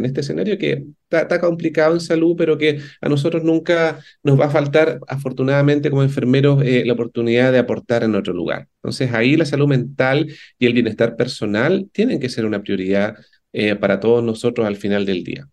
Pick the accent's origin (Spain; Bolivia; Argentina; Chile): Chile; Concepción, Biobío; moved away as an adult; now in Santiago, Chile; yo soy de Conce, yo viví mis primeros 30 años en Conce, así que me vine a Santiago el 2010